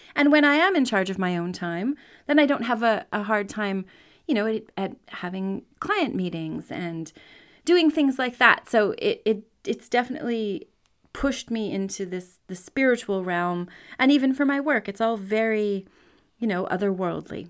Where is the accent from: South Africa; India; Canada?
Canada; I'm a Canadian. I grew up he, here